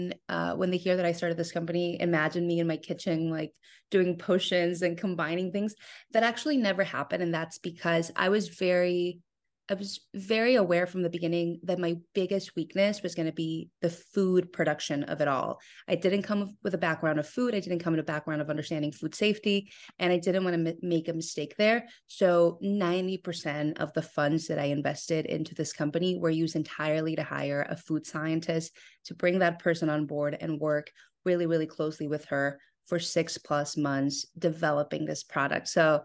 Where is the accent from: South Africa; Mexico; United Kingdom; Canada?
Mexico; We're born and raised in Mexico, so Mexican candy has always been a part of our lives, specifically chamoy.